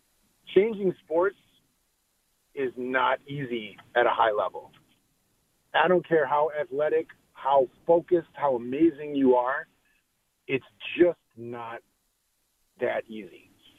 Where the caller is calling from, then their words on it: Fox River Grove, Illinois, United States; I'm calling from Chicago.